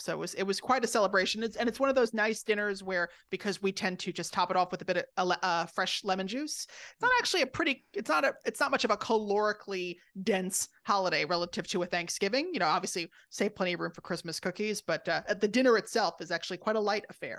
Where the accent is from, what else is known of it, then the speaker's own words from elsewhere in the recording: Rockville Centre, New York, United States; I grew up on Long Island in Rockville Center